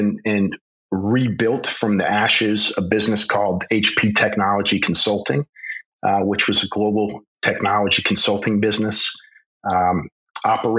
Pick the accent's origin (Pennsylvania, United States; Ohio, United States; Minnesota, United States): Pennsylvania, United States; Philadelphia; also born or lived in Poland / Russia; I was born in Philadelphia, Pennsylvania, and I was fortunate growing up. I spent about a third to almost a half of my childhood, not just in the United States, but in Poland and in Russia